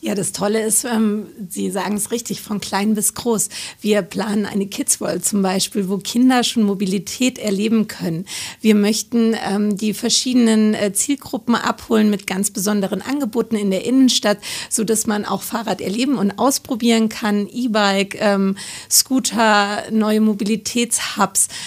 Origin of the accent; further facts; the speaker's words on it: Munich, Bavaria, Germany; als Münchner